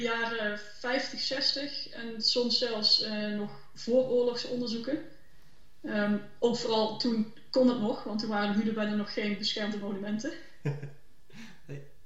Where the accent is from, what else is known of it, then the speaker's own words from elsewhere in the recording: Limburg, Netherlands; ik zelf ook uit Limburg kom